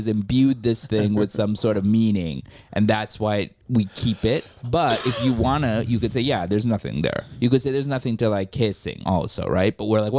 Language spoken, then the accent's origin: English; Worcester, Massachusetts, United States; now in New York City, United States; So you don't realize how much diversity is lacking until you leave. Mm. Like, until I came to New York City, I didn't realize how, like, white my, like, areas were.